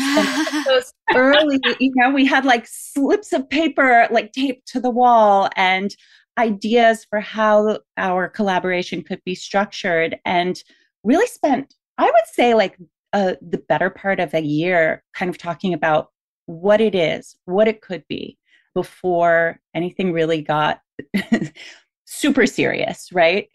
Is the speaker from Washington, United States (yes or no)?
no; Miami, Florida, United States; I grew up in Miami